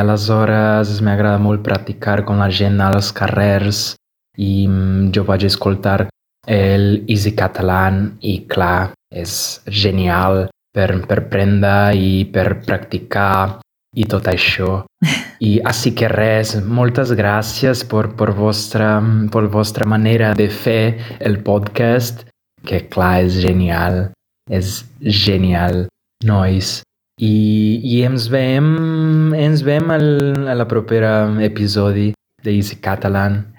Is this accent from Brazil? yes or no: yes; Brazil; Catalan is a second language; also born or lived in Gijón, Spain; now in Barcelona, Spain; sóc de Brasil